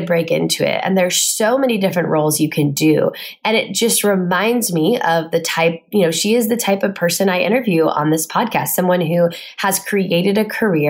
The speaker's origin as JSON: {"language": "English", "town": "Indianapolis", "region": "Indiana", "country": "United States", "said": "I'm from Indianapolis"}